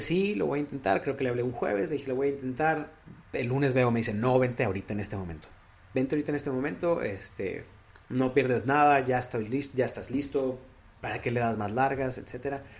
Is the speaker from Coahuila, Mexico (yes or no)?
yes; Piedras Negras, Coahuila, Mexico; moved away as an adult; now in Monterrey, Mexico; De Piedras Negras, Coahuila